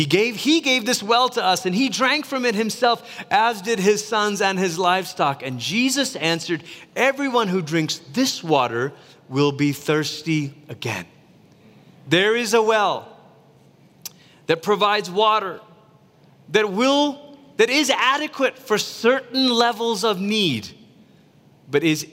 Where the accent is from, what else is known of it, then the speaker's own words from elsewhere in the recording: Malaysia; Growing up in Malaysia